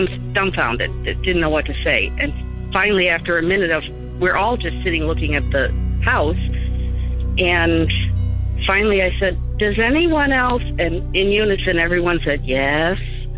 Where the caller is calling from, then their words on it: Chicago, Illinois, United States; I'm calling from the Chicago area